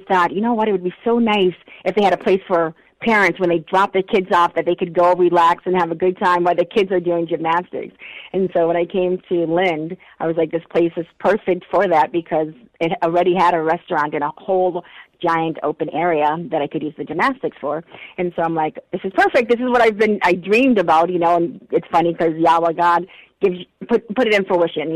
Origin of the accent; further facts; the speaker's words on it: Marshall, United States; I grew up in Marshall